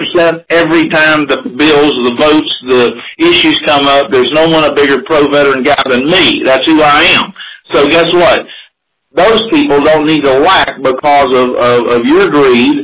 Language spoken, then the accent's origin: English; Cajun, Louisiana, United States; also born or lived in Bullitt County, Kentucky; now in Kentucky, United States; I'm a Cajun-born Kentucky boy now, 34 years.